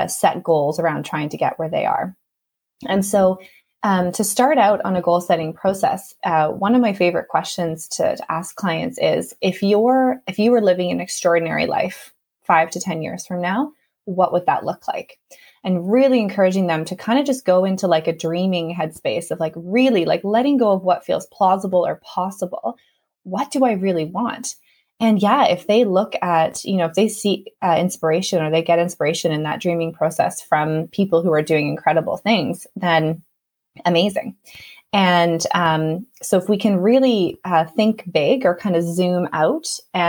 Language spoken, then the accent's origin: English; Canada; moved away as an adult; now in Ireland; I am originally from Canada, but I've been living in Ireland for the past 3 years